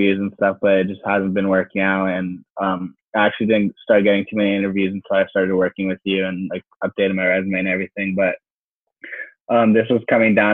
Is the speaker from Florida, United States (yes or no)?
yes; South Florida, United States; I'm originally from South Florida. I lived here my whole life